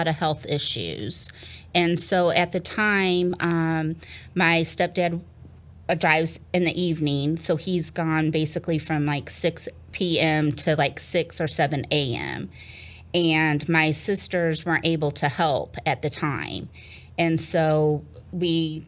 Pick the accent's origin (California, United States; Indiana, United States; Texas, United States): Indiana, United States; Hobart; moved away as an adult; also born or lived in Gary, Indiana / Kentucky; I was born in Gary, Indiana, and I grew up in a town right next to it called Hobart, Indiana